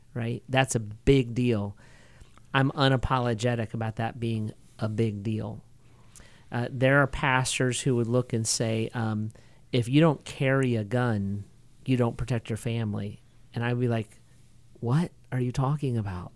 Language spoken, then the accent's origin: English; United States; as an American